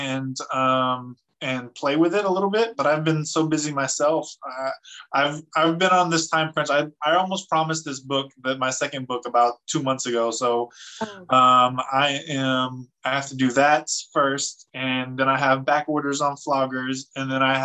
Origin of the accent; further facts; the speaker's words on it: Fresno, California, United States; moved away; I'm from Fresno, California. I am from the streets of the, you know, the wrong side of the tracks